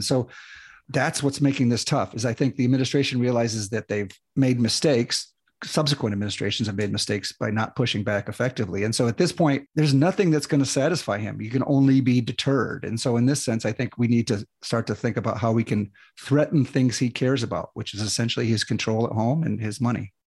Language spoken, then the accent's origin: English; United States; I'm an American